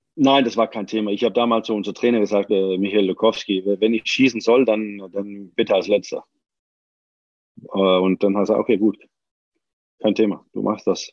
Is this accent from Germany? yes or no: no; Denmark; moved away; ich bin ja auch Däne